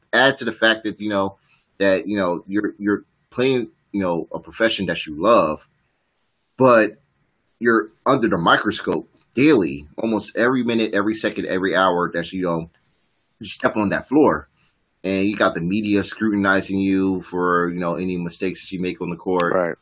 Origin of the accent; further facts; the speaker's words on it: Richmond, Virginia, United States; my hometown VCU Rams